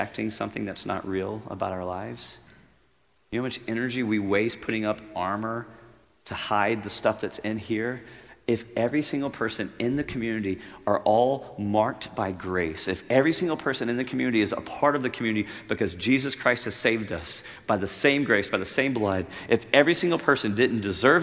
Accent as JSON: {"language": "English", "region": "Louisiana", "country": "United States", "tie": "born or raised there", "said": "I'm a redneck. I grew up in Louisiana on a farm"}